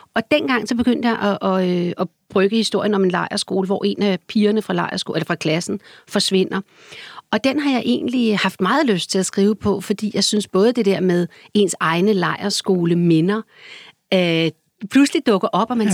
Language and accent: Danish; Copenhagen, Capital Region of Denmark, Denmark; i kartoffelrækkerne, hvor jeg voksede op der, øh, som barn